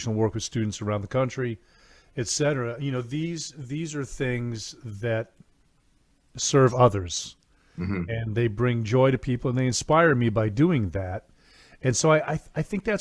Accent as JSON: {"language": "English", "region": "New England", "country": "United States", "tie": "born or raised there", "said": "I grew up in New England"}